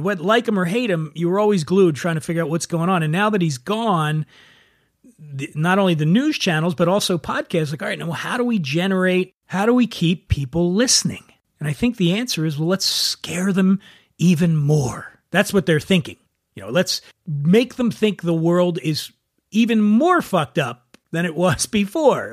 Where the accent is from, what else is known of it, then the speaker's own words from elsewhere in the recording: Philadelphia, Pennsylvania, United States; right outside of my hometown of Philadelphia